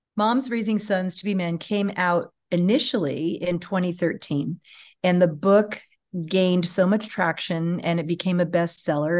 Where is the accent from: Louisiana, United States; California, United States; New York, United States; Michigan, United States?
California, United States; moved away as an adult; also born or lived in Austin, Texas; I was from California